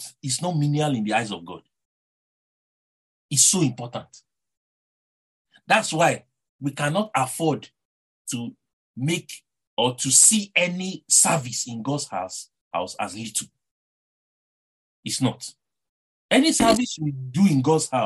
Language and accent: English; Nigeria; accent: Nigerian; Someone like me that has a Nigerian accent